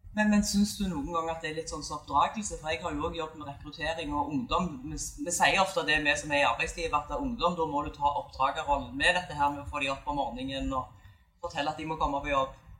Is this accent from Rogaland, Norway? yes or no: yes; Bryne, Rogaland, Norway; moved away; har tatt meg en tur til hjembyen min Bryne